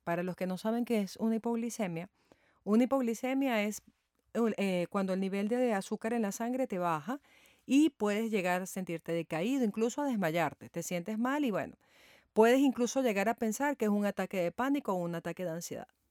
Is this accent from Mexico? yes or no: no; Venezuela; en mi país, Venezuela